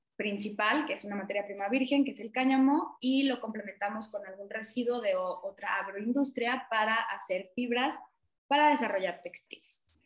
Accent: Mexico; lo que hemos visto como mexicanos

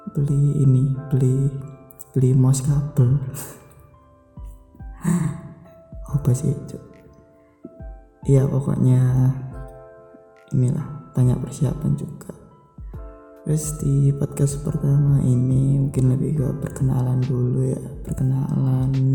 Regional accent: Java, Indonesia; saya juga orang Jawa

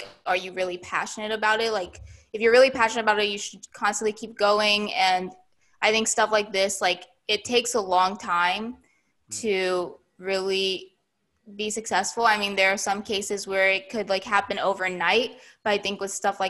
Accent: United States; me being Asian American

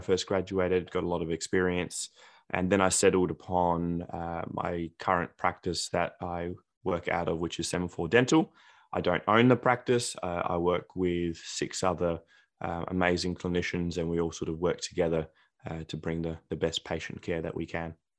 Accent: South Australia, Australia; also born or lived in Greece / Adelaide, Australia; I was born in Australia, but then I moved to, to Greece for the first three years of my life, came back to Australia, lived e, there ever since.

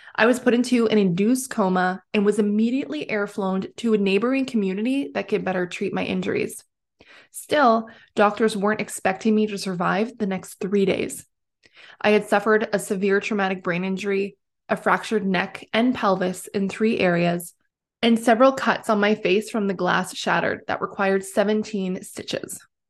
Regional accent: Timmins, Ontario, Canada; also born or lived in British Columbia / Alberta; I was born and raised in Timmins, Ontario

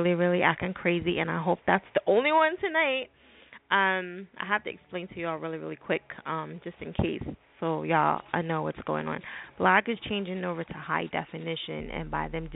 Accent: New Jersey, United States; I'm from Jersey

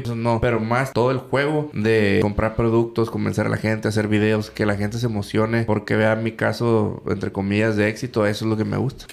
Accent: Mexico; yo soy mexicano

